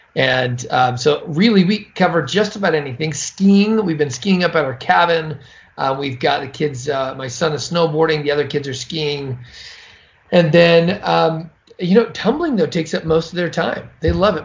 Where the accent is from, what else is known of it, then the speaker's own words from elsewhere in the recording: California, United States; moved away as an adult; now in Utah, United States; I grew up in California